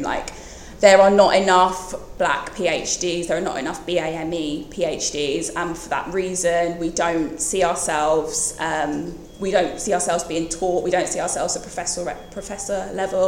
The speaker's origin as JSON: {"language": "English", "town": "Bromsgrove", "region": "West Midlands", "country": "United Kingdom", "said": "I am from the West Midlands, from a town called Bromsgrove"}